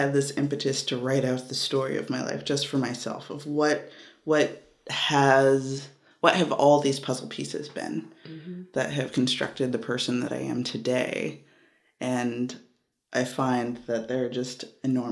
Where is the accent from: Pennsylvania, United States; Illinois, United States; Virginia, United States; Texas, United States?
Virginia, United States; Richmond; also born or lived in Adana, Turkey; I am from Richmond, Virginia, by way of Turkey